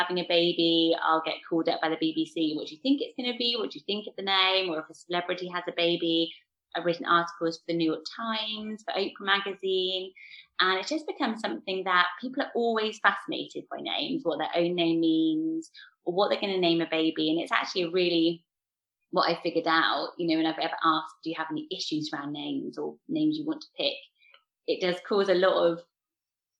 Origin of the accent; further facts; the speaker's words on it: Swindon, South West England, United Kingdom; I'm from Swindon